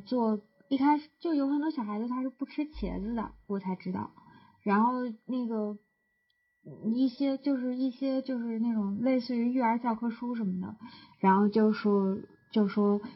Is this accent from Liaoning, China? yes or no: no; Jinan, Shandong, China; 我在济南长大的呀